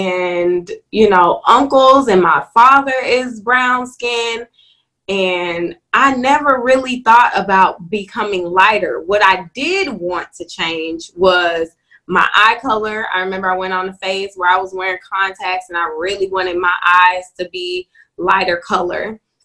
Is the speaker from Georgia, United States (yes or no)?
no; Boston, Massachusetts, United States; I grew up in Boston, Massachusetts. So when I came down here and started saying y'all and finna and stuff like